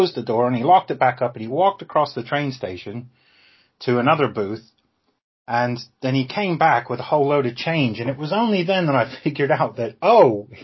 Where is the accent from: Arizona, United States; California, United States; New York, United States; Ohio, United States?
Ohio, United States; moved away as an adult; also born or lived in Georgia / Okinawa; now in England; I grew up in Ohio, actually, because I'm American, but I live in England.